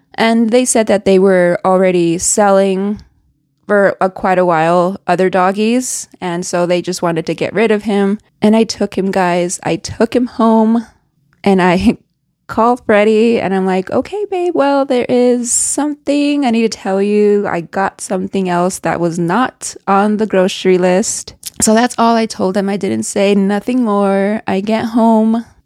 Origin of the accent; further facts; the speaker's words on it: Reno, Nevada, United States; moved away as an adult; I grew up in Reno, Nevada. I lived there up to I was twenty-five.